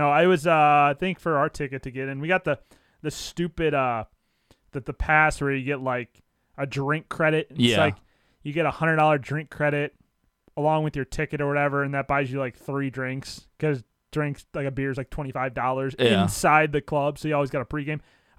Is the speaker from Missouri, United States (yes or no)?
yes; St. Louis, Missouri, United States; I'm from St. Louis.